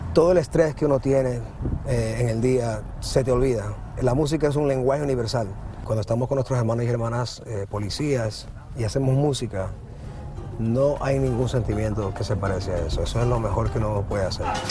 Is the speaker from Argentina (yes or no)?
no; Ecuador; moved away; yo soy ecuatoriano